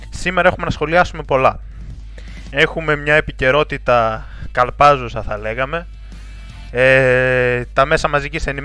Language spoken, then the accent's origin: Greek; Greece; πώς βλέπουμε και εμείς ως Έλληνες εθνικιστές αυτή τη βιτρίνα